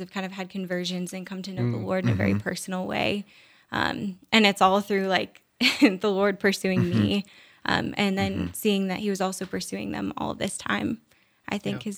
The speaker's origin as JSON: {"language": "English", "area": "Diocese of Duluth", "region": "northern Minnesota", "country": "United States", "said": "I'm from the Diocese of Duluth, which is northern Minnesota. Yeah, and so it was in the middle of the woods in northern Minnesota"}